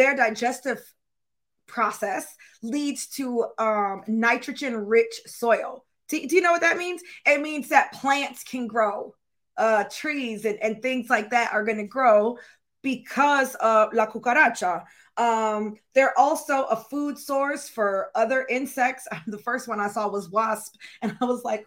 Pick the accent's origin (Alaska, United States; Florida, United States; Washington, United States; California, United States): Florida, United States; I was born in Florida